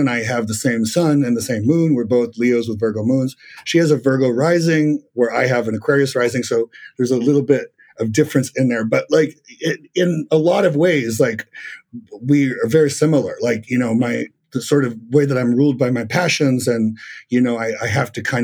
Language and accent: English; Los Angeles, California, United States; moved away as an adult; also born or lived in Argentina / San Diego / Las Vegas; now in New York City, United States; I moved to LA when I was a kid, and I lived in LA until I was in my mid 20s